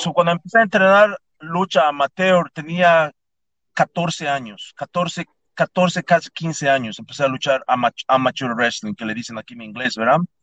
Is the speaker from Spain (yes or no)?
no; Yucatán, Mexico; moved away; also born or lived in Tampa, Florida; Yo nací en el estado de Yucatán, nací en Mérida, yo crecí en, una, en un pueblito fuera de Mérida, de Yucatán, que se llama Tecash